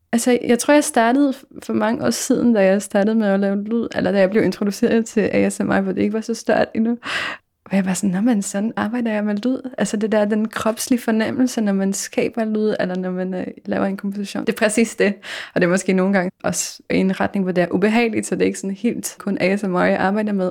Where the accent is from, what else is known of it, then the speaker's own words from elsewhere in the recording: Poland; accent: Polish; Danish is a second language; now in Denmark; jeg kunne høre min egen polsk accent